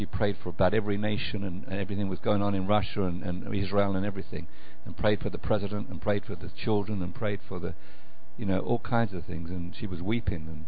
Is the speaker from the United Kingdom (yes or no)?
yes; England, United Kingdom; moved away as an adult; now in Macon, United States; from Macon, Georgia, originally from United Kingdom, England, but way back about 30 years ago